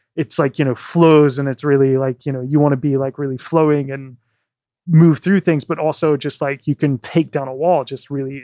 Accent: Virginia, United States; moved away as an adult; now in London, United Kingdom; I'm from Virginia. I never would have thought when I was a kid growing up that I'd be living in London.

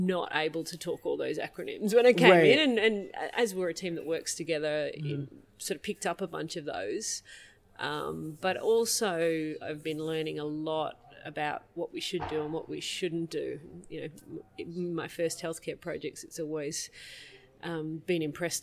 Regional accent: Melbourne, Victoria, Australia; I am from Melbourne, Australia, so down the bottom

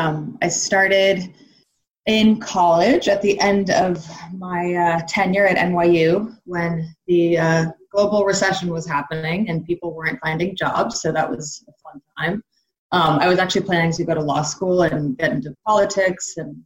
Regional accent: San Francisco Bay Area, California, United States; I grew up in the Bay Area.

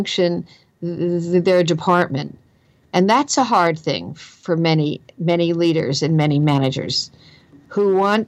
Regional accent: New Jersey, United States; accent: Jersey; my own Jersey accent

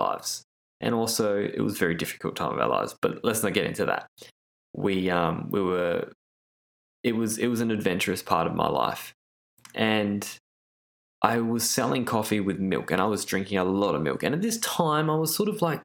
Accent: Australia; I grew up in Australia

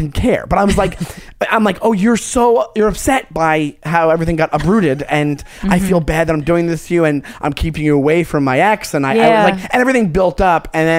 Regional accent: United States; I'm American

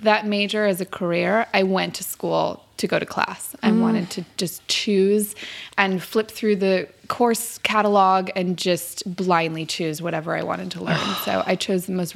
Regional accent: Los Angeles, California, United States; I grew up here. I grew up

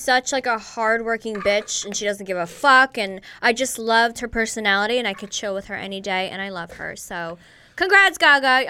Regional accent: New York, United States; I grew up in New York

